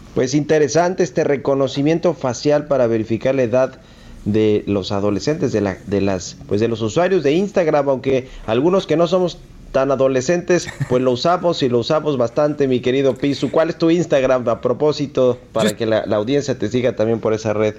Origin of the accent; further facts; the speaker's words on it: Mexico; nuestro país